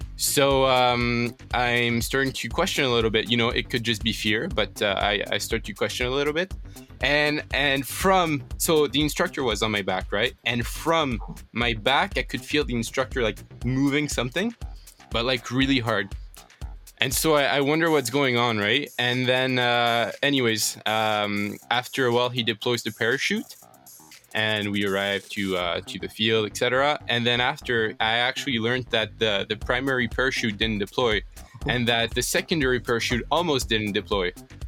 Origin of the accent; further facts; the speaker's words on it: France; So, as you know, like, I'm from France, right? And so I was in France last summer.